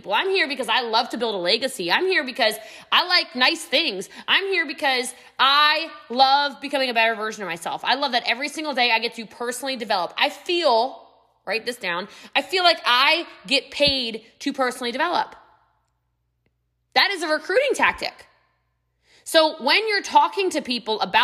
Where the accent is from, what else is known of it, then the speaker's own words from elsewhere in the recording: United States; I'm American